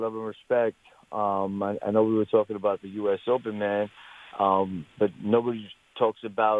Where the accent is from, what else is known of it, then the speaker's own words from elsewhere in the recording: Pakistan; now in Miami, United States; I'm Pakistani, yo.